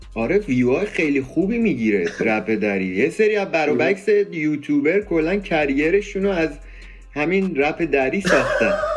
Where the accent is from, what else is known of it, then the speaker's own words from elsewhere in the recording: Iran; now in United States; من مثلا تو ایران به دنیا اومدم بزرگ شدم دیگه خب وقتی میام آمریکا خب قاعدتا یه ذره اون لحجه رو دارم